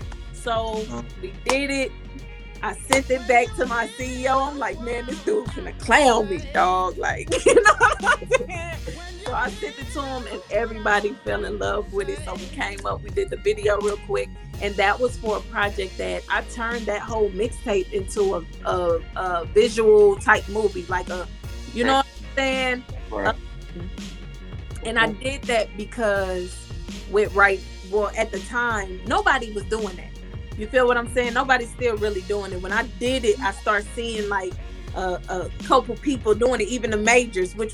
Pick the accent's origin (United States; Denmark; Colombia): United States; Texas; also born or lived in Hawaii; I was born in Hawaii and we moved to Texas